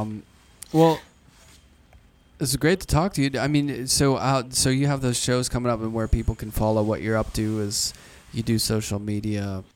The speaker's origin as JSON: {"language": "English", "town": "Pittsburgh", "region": "Pennsylvania", "country": "United States", "tie": "born or raised there", "said": "I grew up in Pittsburgh"}